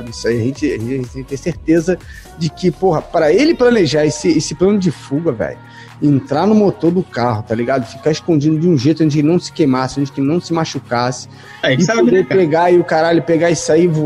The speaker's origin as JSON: {"language": "Portuguese", "region": "Rio de Janeiro", "country": "Brazil", "said": "porque eu, infelizmente, sou carioca é raiz, tá?"}